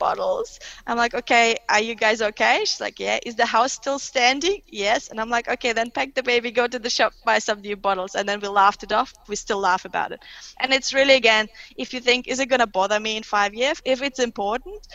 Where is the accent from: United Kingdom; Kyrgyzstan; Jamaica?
Kyrgyzstan; first language Russian; English is a second language; also born or lived in Germany; now in Australia; I was born in Soviet Union when it was Russian at that time, so Central Asia, west of China, so Chinese border. So it was very Russian influenced, but there was obviously a bit of Kyrgyz local language.